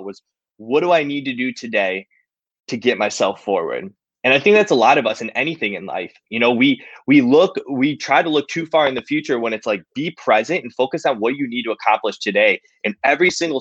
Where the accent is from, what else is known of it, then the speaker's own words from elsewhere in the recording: Cleveland, Ohio, United States; I'm from Cleveland, Ohio